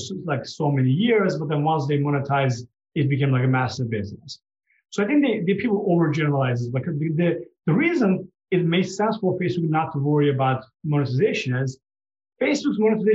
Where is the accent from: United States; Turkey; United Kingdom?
Turkey; moved away; I'm from Turkey